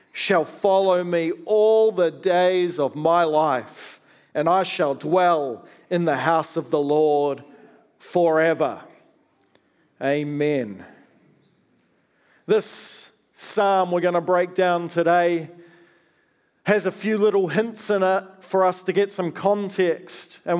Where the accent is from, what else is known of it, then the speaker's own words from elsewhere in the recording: New Zealand; also born or lived in Australia; I grew up partly in Australia and partly in New Zealand.